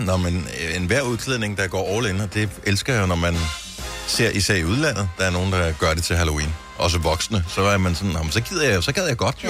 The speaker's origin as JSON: {"language": "Danish", "country": "Denmark"}